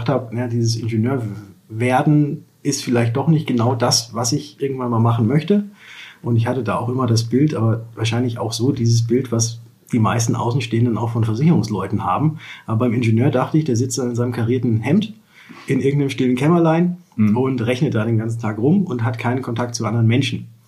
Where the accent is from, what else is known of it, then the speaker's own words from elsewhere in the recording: Würzburg, Bavaria, Germany; als ich in die fünfte Klasse kam, sind wir nach Würzburg gezogen und deswegen fühle ich mich als Würzburger und bin, glaube ich, auch mittlerweile hier anerkannt, auch wenn ich nicht